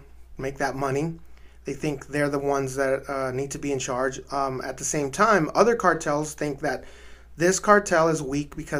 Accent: El Paso, Texas, United States; also born or lived in Ciudad Juárez, Mexico; My hometown of El Paso and my birth town of Juarez

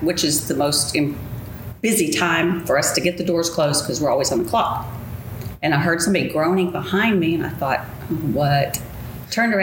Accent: Texas, United States; now in Scottsdale, United States; I'm from Scottsdale, Arizona, but I'm from Texas.

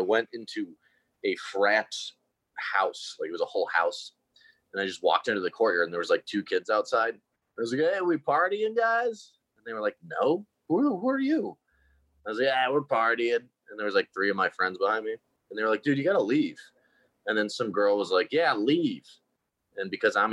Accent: Connecticut, United States; I'm from Connecticut, and we would go to all the different state schools that our friends were going

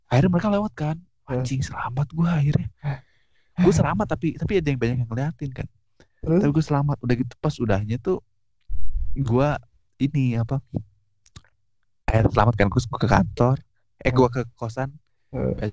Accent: Bandung, West Java, Indonesia; gue gue tuh ya namanya gue orang Bandung pasti gue nge-support Persib

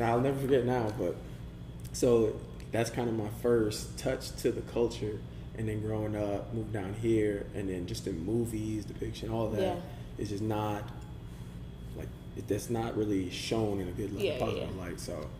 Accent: United States; growing up in the States

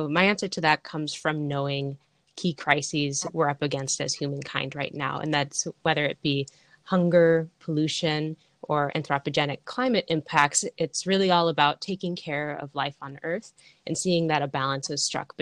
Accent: Seattle, Washington, United States; I grew up in Seattle, Washington

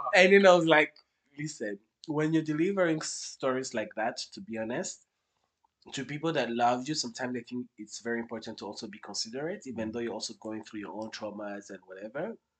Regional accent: Kigali, Rwanda; I was born and raised in Rwanda, so I'm a Kigali

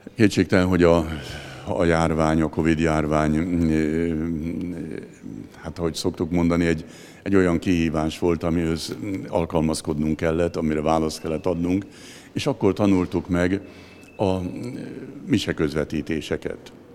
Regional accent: Zebegény, Pest, Hungary; otthon, még a zebegénybe, ahol én felnőttem.

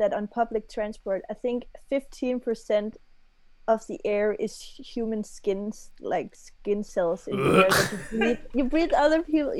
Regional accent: Denmark; moved away as an adult; now in London, United Kingdom; I'm from Denmark. I just moved here to make music.

